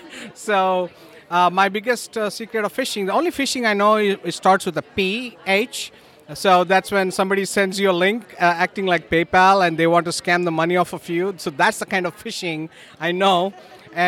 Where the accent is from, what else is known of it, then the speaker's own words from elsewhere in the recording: San Diego, California, United States; I'm from San Diego.